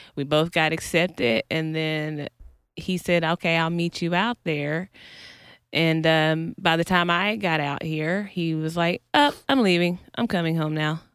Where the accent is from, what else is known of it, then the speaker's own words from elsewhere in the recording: North Carolina, United States; also born or lived in Kansas City, Missouri; now in Los Angeles, United States; originally, originally North Carolina, um, but I moved to L A from Kansas City, Missouri